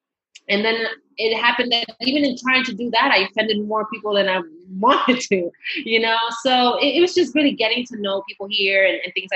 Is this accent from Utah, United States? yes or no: no; New York, United States; first language Spanish; English is a second language; I was born in New York, but I'm half Panamanian Guatemalan. So pure Latina, Spanish is my first language.